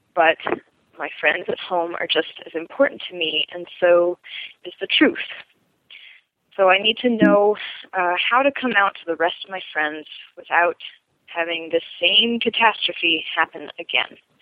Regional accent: Connecticut, United States; moved away as an adult; now in Baltimore, United States; grew up in Connecticut where my parents live

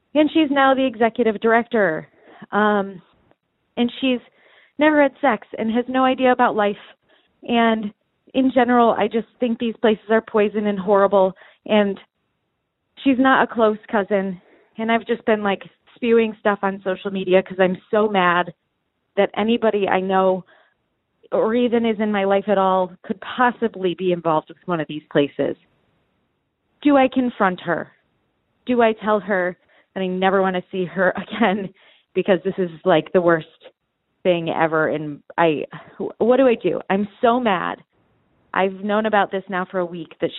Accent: Midwest, United States; I'm from the Midwest

